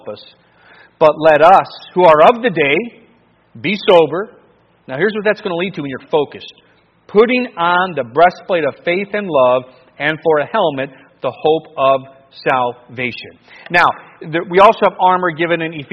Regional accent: Cleveland, Ohio, United States; I grew up in Cleveland

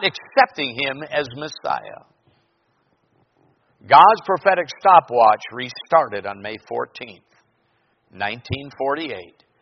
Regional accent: Minnesota, United States; now in Anchorage, United States; my grocery store in my hometown in Minnesota

